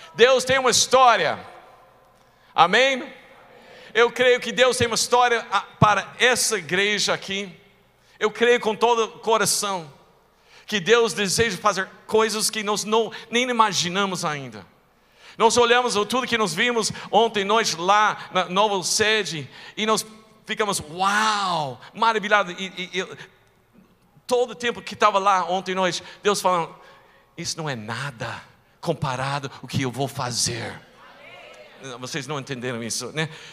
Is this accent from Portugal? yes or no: no; rural Texas, United States; moved away; eu nasci em uma cidade pequenininha, lá no interior do Texas